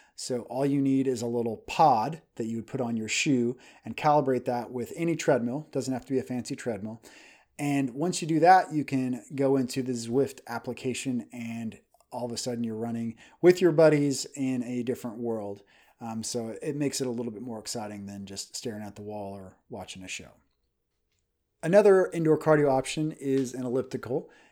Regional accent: Kansas, United States; moved away as an adult; also born or lived in Hong Kong; now in Dallas, United States; We are from Kansas and we moved into Texas. We're in the Dallas, Texas area now.

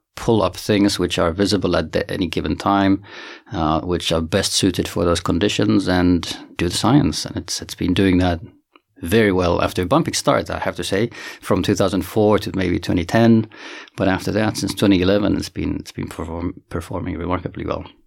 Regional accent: Finland; moved away as an adult; also born or lived in Santiago, Chile / Boston, United States; now in South Africa; I'm originally from Finland

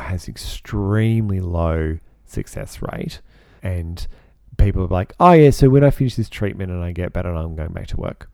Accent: Australia; I personally, as an Australian

